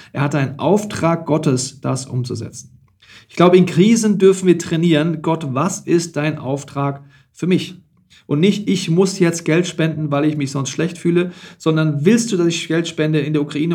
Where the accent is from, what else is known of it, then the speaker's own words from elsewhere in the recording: Germany; bei uns in Deutschland